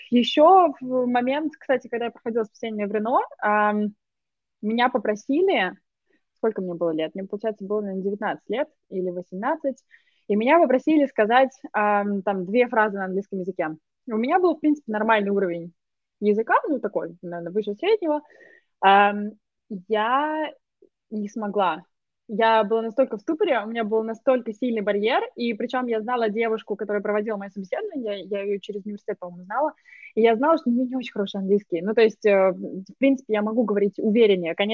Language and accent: Russian; Moscow, Russia; now in United Kingdom; Я из Москвы.